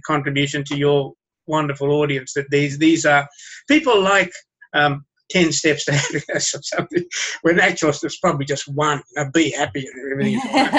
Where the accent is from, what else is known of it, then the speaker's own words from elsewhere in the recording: Sri Lanka; born there; even though I was born in Sri Lanka, I can speak like that easily.